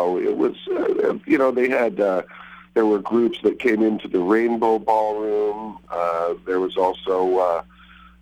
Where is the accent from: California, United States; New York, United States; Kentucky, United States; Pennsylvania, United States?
California, United States; Fresno; I grew up in Fresno, which was a little bit of a melting pot, actually, for both the L.A. area and the San Francisco area